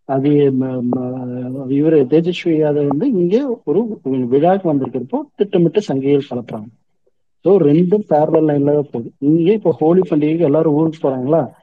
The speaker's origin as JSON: {"language": "Tamil", "region": "Tamil Nadu", "country": "India", "tie": "born or raised there", "also_born_or_lived": "Delhi", "moved": "as an adult", "lives_now": "Mumbai, India"}